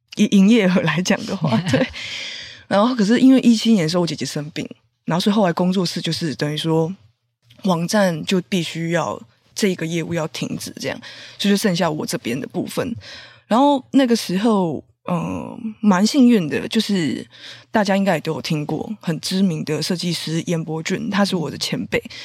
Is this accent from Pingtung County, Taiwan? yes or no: no; Taipei, Taiwan; 因为毕竟我是台北人嘛